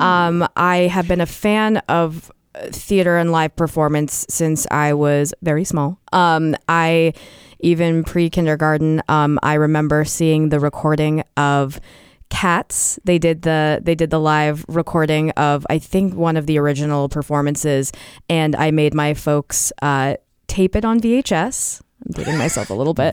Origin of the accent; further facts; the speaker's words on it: Portsmouth, New Hampshire, United States; I grew up in Portsmouth